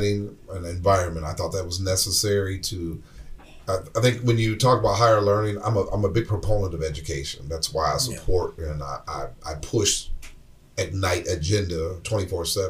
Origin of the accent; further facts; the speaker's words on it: Flint, Michigan, United States; I'm from Flint.